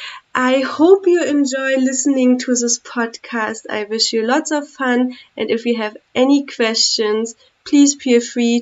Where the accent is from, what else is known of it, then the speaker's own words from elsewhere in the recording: Germany; moved away as an adult; now in India; from Germany and have been living in India since 2009